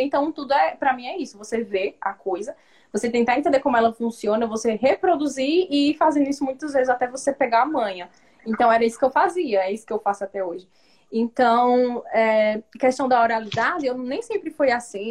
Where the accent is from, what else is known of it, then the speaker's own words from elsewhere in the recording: Northeast Region, Brazil; eu sou nordestina